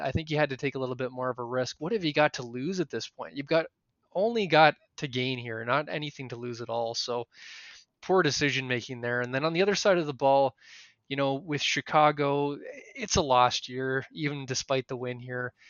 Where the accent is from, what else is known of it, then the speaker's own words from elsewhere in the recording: Canada; we're Canadian